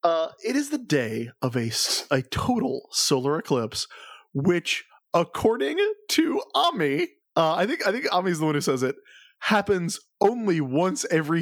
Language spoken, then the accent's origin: English; South Carolina, United States; I grew up in South Carolina.